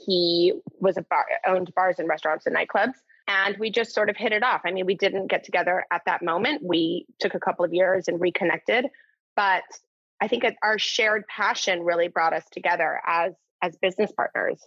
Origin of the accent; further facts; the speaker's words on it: Newport Beach, California, United States; moved away as an adult; also born or lived in London / New York; now in Los Angeles, United States; growing up in Newport Beach, which is a gorgeous town to grow up